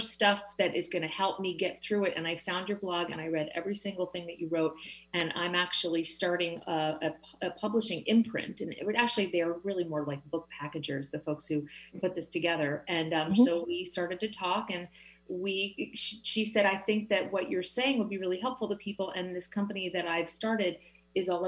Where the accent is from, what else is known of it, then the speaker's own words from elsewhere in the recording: Philadelphia, Pennsylvania, United States; now in Seattle, United States; I'm from Philadelphia